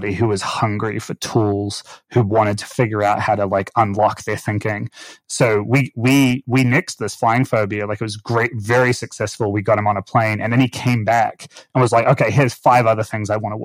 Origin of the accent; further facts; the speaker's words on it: Auckland, New Zealand; moved away; where I grew up in Auckland, New Zealand